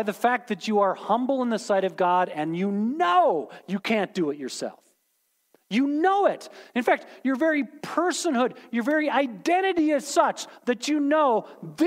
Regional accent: United States

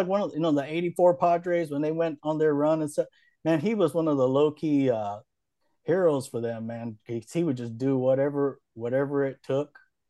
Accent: Hawaii, United States; I grew up in Hawaii

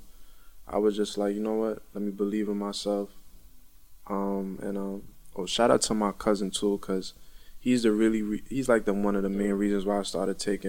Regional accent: New York City, New York, United States; also born or lived in Ontario, Canada; And then I came here when I was, like, 9, 10, and I came to Brownsville.

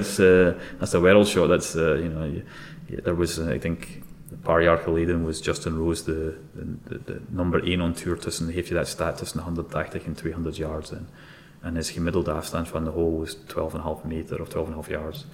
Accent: Scotland, United Kingdom; Dutch is a second language; moved away as an adult; now in Belgium; als je wordt op, opgegroeid in Scotland

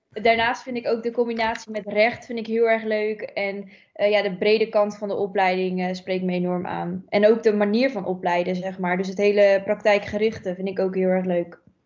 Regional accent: Almkerk, North Brabant, Netherlands; ik kom uit Almkerk, dus een klein dorpje dichtbij dicht bij Gorkum

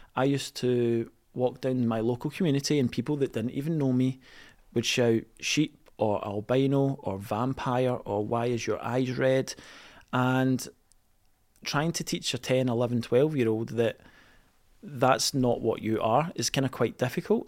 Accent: East Kilbride, Scotland, United Kingdom; I was a boy growing up in East Kilbride

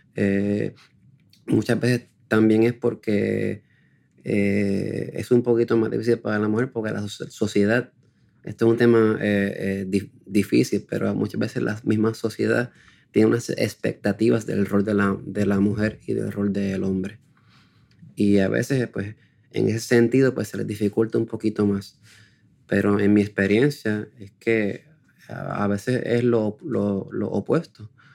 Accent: Puerto Rico; En Puerto Rico no somos muchos, somos escasamente unos 20.

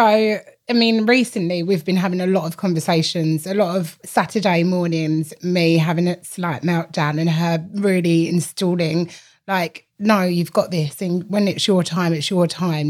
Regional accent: London, United Kingdom; also born or lived in Essex; we grew up in East London

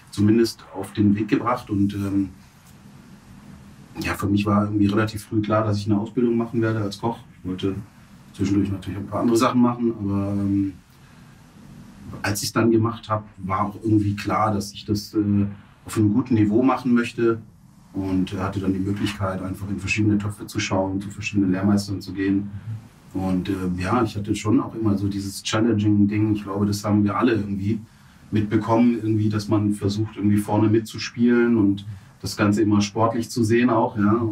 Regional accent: Stuttgart, Baden-Württemberg, Germany; ich bin in Stuttgart zur Schule gegangen

